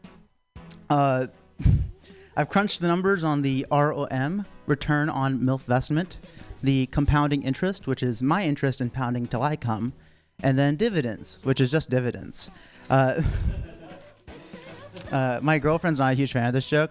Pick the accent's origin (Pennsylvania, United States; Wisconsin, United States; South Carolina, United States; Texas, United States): South Carolina, United States; I'm from South Carolina